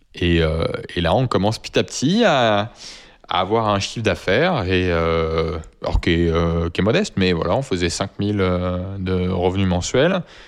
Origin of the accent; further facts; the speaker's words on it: France; first language French; On parle juste dans notre langue natale